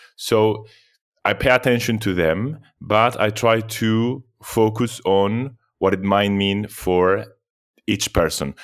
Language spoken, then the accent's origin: English; Argentina; also born or lived in Europe; now in Athens, Greece; I was born in Argentina, but I moved to Europe. many years ago